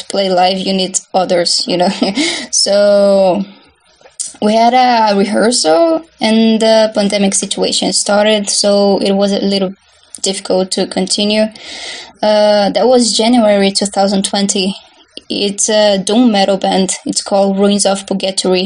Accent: Barbacena, Minas Gerais, Brazil; I'm from Brazil, and I was born and live in a city called Barbacena in the state

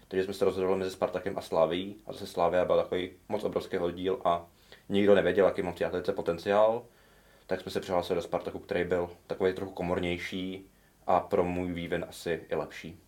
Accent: Ondřejov, Central Bohemian Region, Czechia; přesto jsem z vesnice, tak jsme hledali nějaký oddíl a hmm. nejbližší byl v Praze. Nebo nejbližší nějaký rozum byl v Praze protože já jsem z Ondřejova

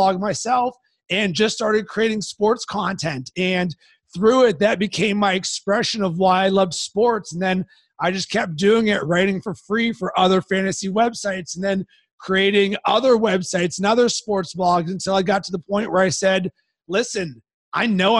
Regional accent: Pittsburgh, Pennsylvania, United States; I grew up in Pittsburgh

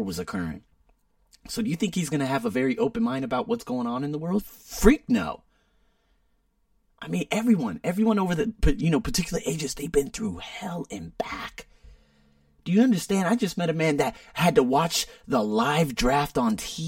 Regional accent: United States; I'm American

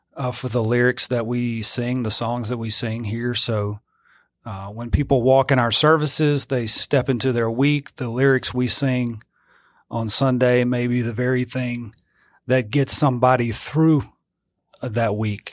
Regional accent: Zachary, Louisiana, United States; also born or lived in Eunice, Louisiana; I grew up, uh, in Zachary, Louisiana

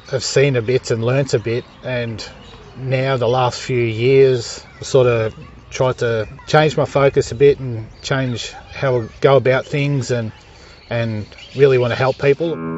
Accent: Fitzroy, Victoria, Australia; also born or lived in Clayton, Victoria; now in West Wimmera, Australia; We grew up in Fitzroy in a high rise commission building.

